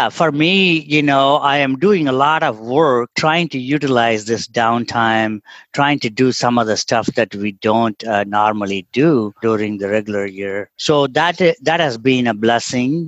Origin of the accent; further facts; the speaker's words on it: Tamil Nadu, India; English is a second language; moved away as an adult; also born or lived in Trichy, India / Indiana, United States / Atlanta, United States / Albuquerque, United States; now in Oregon, United States; I grew up in India's version of Kyoto, which is basically thousands of temples around, surrounded by paddy fields, silk weavers, that kind of a town environment